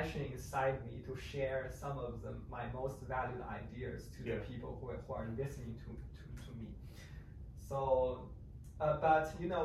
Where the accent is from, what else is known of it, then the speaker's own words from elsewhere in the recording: northern China, China; English is a second language; moved away as an adult; also born or lived in Beijing; now in San Diego, United States; I was born in China, the northern province. I was raised there. I spent the first 18 years of my life there.